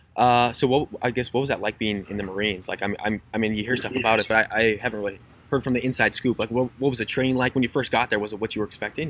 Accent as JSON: {"language": "English", "region": "Minnesota", "country": "United States", "tie": "born or raised there", "said": "my hometown, like in the middle of nowhere, Minnesota"}